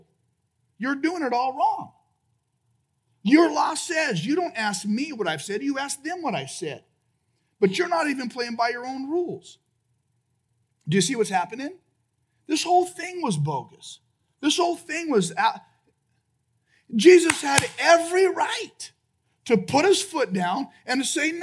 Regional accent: United States; I'm American

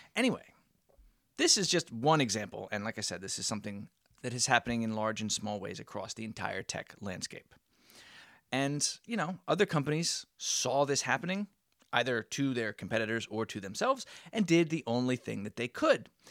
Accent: United States; we as the American, uh, population

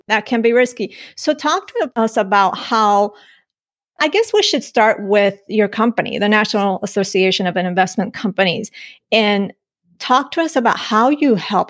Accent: Colombia; I'm from Colombia.

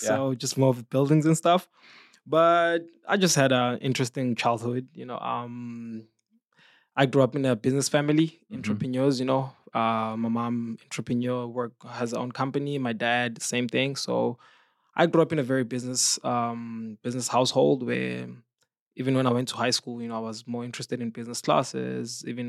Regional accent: Johannesburg, Gauteng, South Africa; So I'm from South Africa, Johannesburg. I grew up in the city. I'm a city guy.

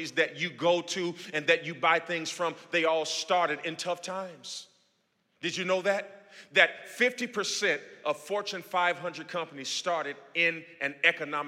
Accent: Gary, Indiana, United States; now in Houston, United States; my hometown right now in Gary, Indiana

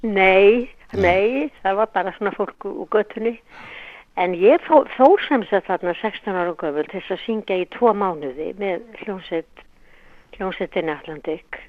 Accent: Reykjavík, Capital Region, Iceland; ég fætt í Reykjavík Ólst upp í Holtonum

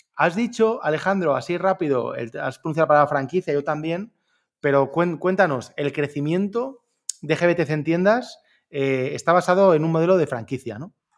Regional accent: Orihuela, Valencian Community, Spain; yo soy de Orihuela, un pueblo entre Alicante y Murcia

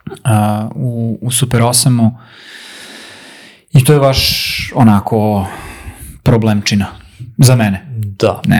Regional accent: Vojvodina, Serbia; kod nas gore u Vojvodini

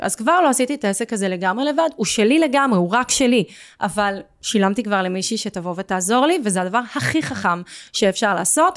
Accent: Tel Aviv-Yafo, Tel Aviv District, Israel; moved away as an adult; now in Givatayim, Israel; אני באה משכונת מצוקה yes. ביפו

